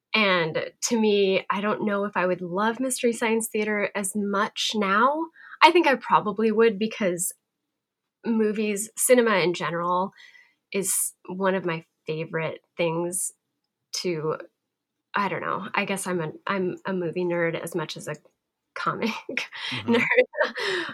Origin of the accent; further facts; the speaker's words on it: Montana, United States; I'm from Montana